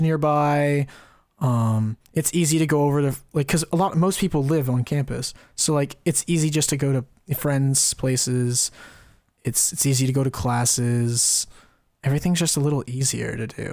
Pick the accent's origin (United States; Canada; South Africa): United States; California; we're from California